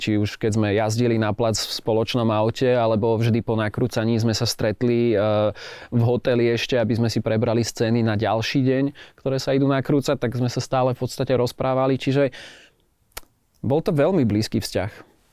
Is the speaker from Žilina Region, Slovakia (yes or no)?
yes; Martin, Žilina Region, Slovakia; now in Bratislava, Slovakia; Ja som sa narodil teda síce v Martine, žijem v Bratislave